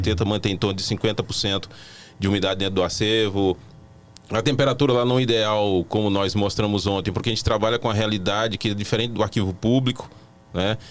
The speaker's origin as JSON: {"language": "Portuguese", "town": "Irecê", "region": "Bahia", "country": "Brazil", "moved": "yes", "lives_now": "Brasília, Brazil", "said": "eu sou da Bahia, eu sou da cidade de Irecê"}